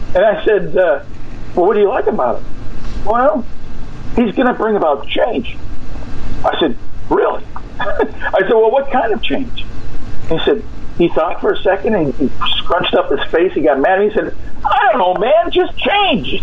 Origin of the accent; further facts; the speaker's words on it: California, United States; moved away; I'm from California. It's, I don't live there now